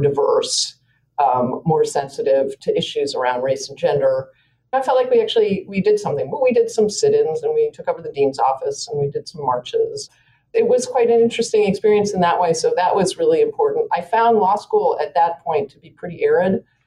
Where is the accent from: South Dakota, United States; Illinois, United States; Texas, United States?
Illinois, United States; Evanston; moved away; I grew up outside of Chicago in Evanston, Illinois